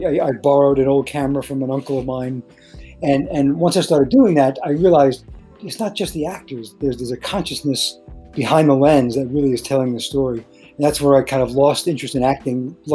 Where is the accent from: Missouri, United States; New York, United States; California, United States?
New York, United States; New York City; I was from Brooklyn